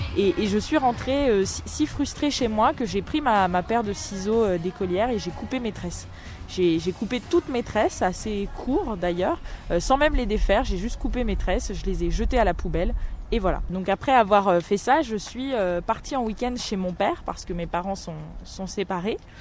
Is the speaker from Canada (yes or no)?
no; Orléans, Centre-Val de Loire, France; also born or lived in Guadeloupe; À cette époque, euh, j'étais écolière à Orléans. je suis née en Guadeloupe. je suis arrivée en métropole quand j'avais 7 ans.